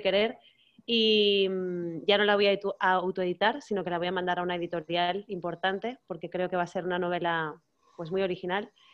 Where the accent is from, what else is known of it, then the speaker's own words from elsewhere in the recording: Canary Islands, Spain; no soy mallorquina, yo soy canaria